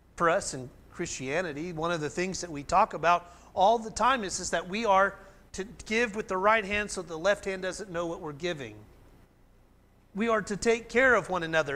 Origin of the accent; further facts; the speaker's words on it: Oklahoma, United States; growing up in Oklahoma